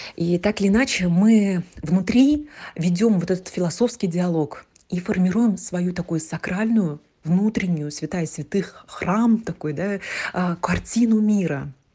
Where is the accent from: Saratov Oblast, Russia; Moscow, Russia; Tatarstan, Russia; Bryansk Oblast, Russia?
Tatarstan, Russia; also born or lived in Yekaterinburg; я родилась в Татарстане. Здесь, а, две культуры